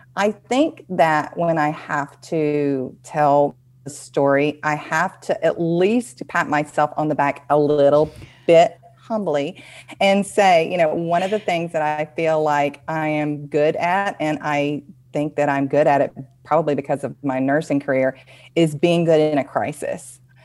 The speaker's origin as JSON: {"language": "English", "region": "the South", "country": "United States", "accent": "Southern", "said": "my Southern accent"}